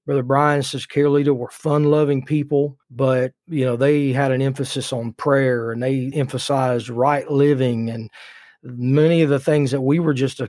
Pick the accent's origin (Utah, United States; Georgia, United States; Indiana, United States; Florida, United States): Indiana, United States; I was raised in Indiana.